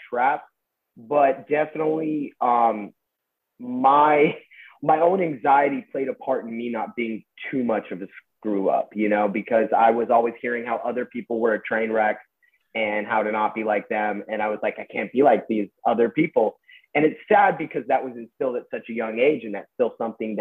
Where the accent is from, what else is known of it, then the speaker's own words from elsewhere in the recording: Westlake Village, California, United States; I grew up in Westlake Village.